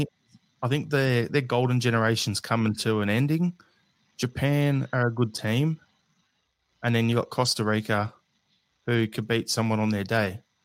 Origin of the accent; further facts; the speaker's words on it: Australia; As an Australian